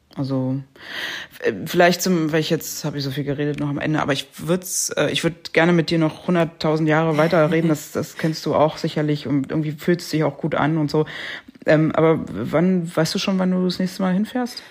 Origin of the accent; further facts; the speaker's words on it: Germany; bei uns in Deutschland